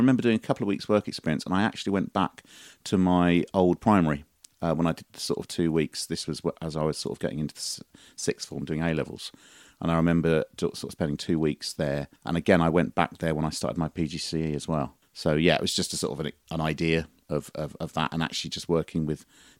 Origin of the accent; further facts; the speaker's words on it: St Mary Cray, London, United Kingdom; also born or lived in Abbeywood; I was born in Abbeywood, but about the age of one, I moved to St. Mary Cray, which is very near Orpington. And I spent the first sort of 18 years of my life there.